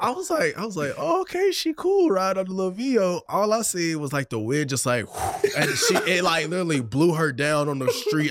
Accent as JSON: {"language": "English", "region": "Texas", "country": "United States", "moved": "as an adult", "lives_now": "Oklahoma, United States", "said": "I'm from Texas"}